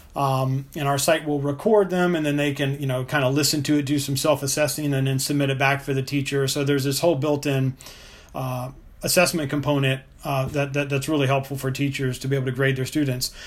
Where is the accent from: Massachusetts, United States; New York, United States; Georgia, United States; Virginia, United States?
Virginia, United States; Richmond; my, my hometown of Richmond, Virginia